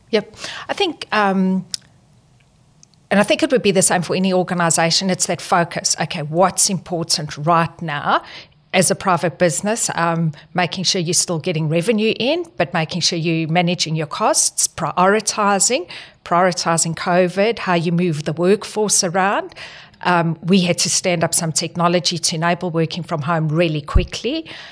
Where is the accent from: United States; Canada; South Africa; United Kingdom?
South Africa; moved away as an adult; also born or lived in Northern Territory, Australia / New South Wales, Australia; now in Australia; I'm not Australian. I'm from South Africa, and the reason I actually moved here was back in two thousand